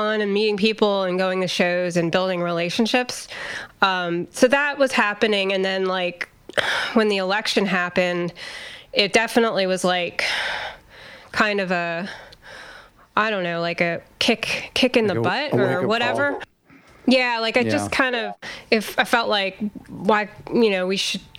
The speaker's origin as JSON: {"language": "English", "region": "Pennsylvania", "country": "United States", "also_born_or_lived": "Los Angeles", "moved": "yes", "lives_now": "Virginia, United States", "said": "I'm from Pennsylvania"}